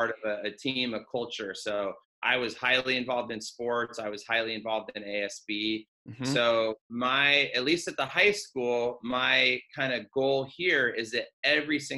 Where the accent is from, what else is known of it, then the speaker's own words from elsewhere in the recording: Escondido, California, United States; also born or lived in Covina, California; I've been born and raised in Escondido, California